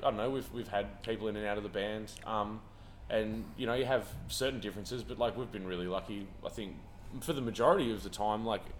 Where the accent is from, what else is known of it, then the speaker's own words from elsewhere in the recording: Tasmania, Australia; we're from Tasmania